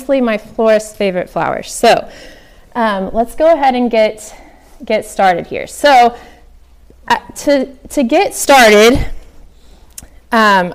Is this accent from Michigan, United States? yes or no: no; Oklahoma, United States; I'm from Oklahoma, and for some reason, we all say zinnias.